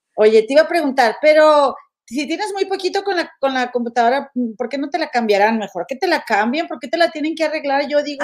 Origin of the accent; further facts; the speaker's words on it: Monterrey, Nuevo León, Mexico; moved away; soy bien de Monterrey